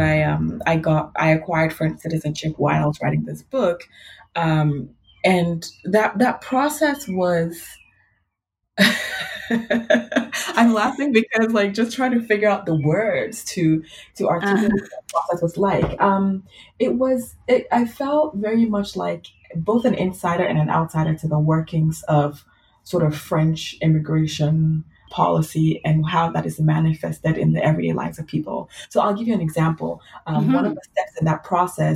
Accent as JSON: {"language": "English", "country": "Ghana", "tie": "born or raised there", "moved": "yes", "lives_now": "Ann Arbor, United States", "said": "I grew up in Ghana"}